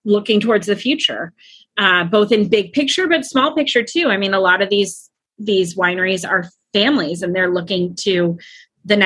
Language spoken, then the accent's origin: English; Napa, California, United States; moved away as an adult; now in Arlington, United States; I grew up in Napa, California